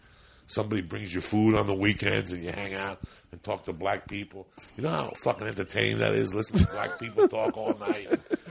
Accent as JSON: {"language": "English", "country": "Cuba", "moved": "yes", "lives_now": "United States", "said": "When I first came from Cuba, we lived on 205 West 88th Street."}